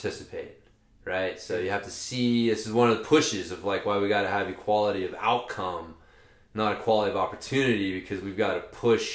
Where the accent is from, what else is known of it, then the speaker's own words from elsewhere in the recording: Oklahoma, United States; I'm from Oklahoma